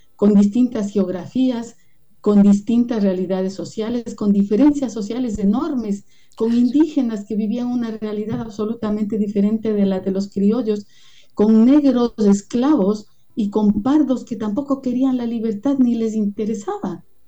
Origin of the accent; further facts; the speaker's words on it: Quito, Pichincha, Ecuador; accent: Quiteño; como decimos en quiteño